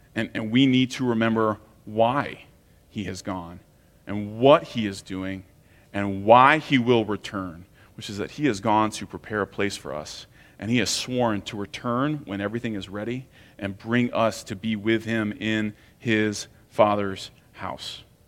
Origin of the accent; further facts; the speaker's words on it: United States; especially as American Christians